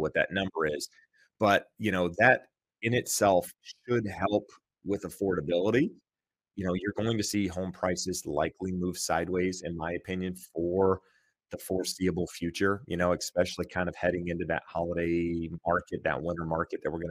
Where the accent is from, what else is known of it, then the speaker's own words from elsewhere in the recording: North Carolina, United States; moved away; I grew up in North Carolina